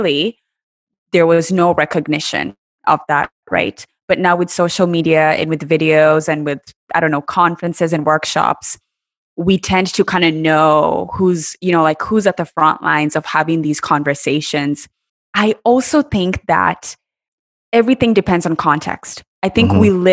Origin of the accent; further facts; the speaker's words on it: Kenya; moved away as an adult; also born or lived in Iowa, United States; now in United States; I was born and raised in Kenya